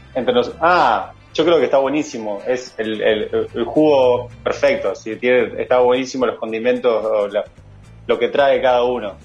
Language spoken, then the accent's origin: Spanish; Nueva Helvecia, Colonia, Uruguay; also born or lived in Rosario, Colonia; Yo soy de Nueva Albesia